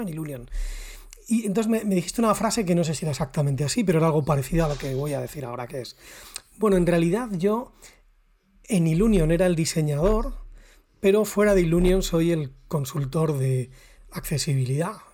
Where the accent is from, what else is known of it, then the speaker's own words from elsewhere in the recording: Salamanca, Castile and León, Spain; nosotros somos de Salamanca, Raúl y yo